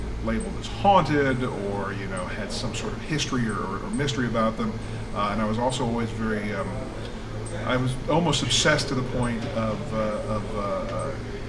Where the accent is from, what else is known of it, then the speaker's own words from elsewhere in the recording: Texas, United States; now in Tennessee, United States; when I was about 9-10 years old, growing up in Texas.